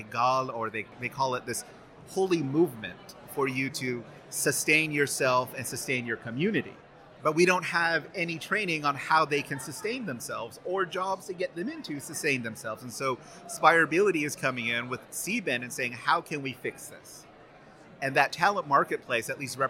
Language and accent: English; United States; moved away as an adult; I grew up on the Navajo Nation and did all these things and grew up without electricity, running water